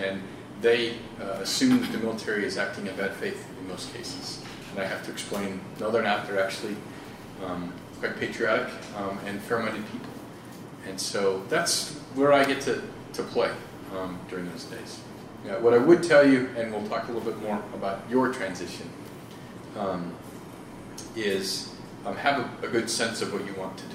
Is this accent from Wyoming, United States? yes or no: yes; Wyoming, United States; moved away as an adult; I grew up in Wyoming